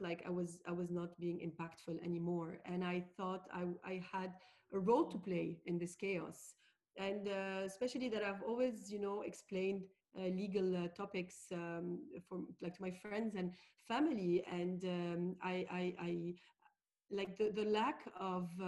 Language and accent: English; Beirut, Beirut Governorate, Lebanon; also born or lived in Paris, France / London, United Kingdom; I'm a Lebanese lawyer. I was born and raised in Beirut